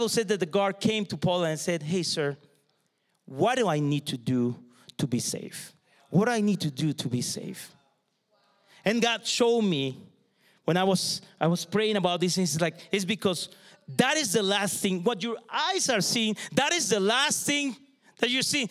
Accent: southern Mexico, Mexico; moved away; I grew up in Mexico, the south of Mexico.

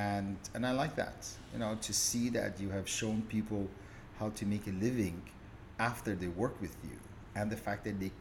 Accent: Canada; moved away as an adult; also born or lived in Iran; now in Dubai, United Arab Emirates; I was born in Iran. And early 70s, my father, when he took his retirement, he decided to move to Canada

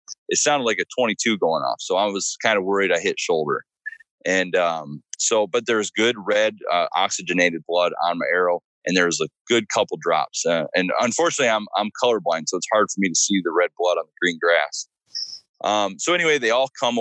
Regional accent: Michigan, United States; now in Virginia, United States; Michigan's technically my home state

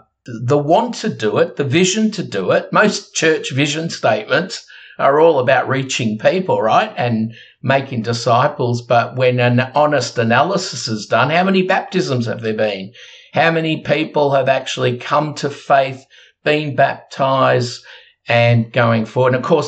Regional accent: Australia; We're Australian, but we actually are part of a global movement

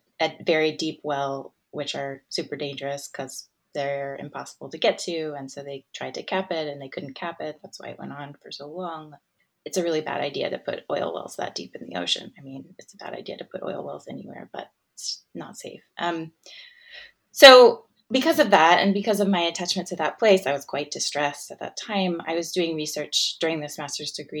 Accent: Gulf Coast, Florida, United States; now in Australia; I grew up in Florida on the Gulf Coast

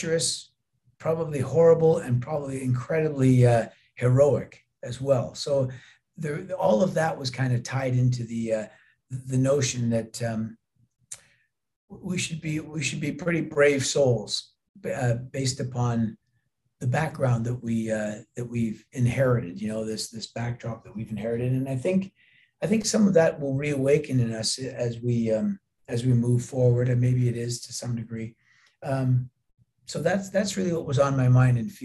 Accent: Canada; being Canadian, we share the same cultural background

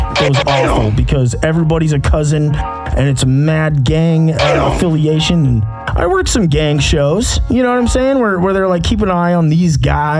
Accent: United States; moved away as an adult; also born or lived in Chicago / Jacksonville / Mississippi / Mobile, Alabama; I love Gresham. I love Vancouver. I love Portland. I love my city.

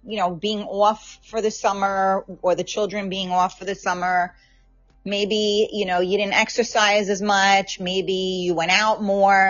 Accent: New York City, New York, United States; I'm from the Bronx

